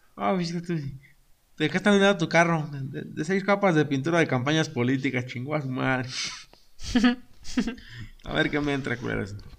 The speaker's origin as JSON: {"language": "Spanish", "town": "San José", "country": "Mexico", "said": "Nosotros en San José"}